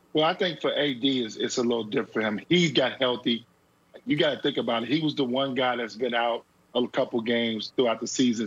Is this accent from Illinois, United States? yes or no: yes; Chicago, Illinois, United States; I come from Chicago